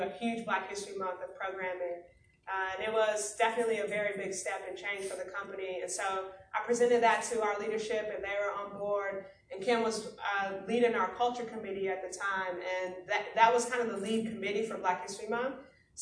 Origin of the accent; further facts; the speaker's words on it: Chicago, Illinois, United States; I am from Chicago, south side of the city